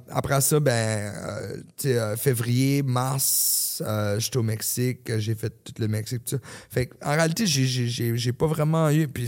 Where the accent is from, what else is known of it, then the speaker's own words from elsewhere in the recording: New Brunswick, Canada; moved away as an adult; now in Los Angeles, United States; Ma famille est au Nouveau-Brunswick. je viens du Nouveau-Brunswick.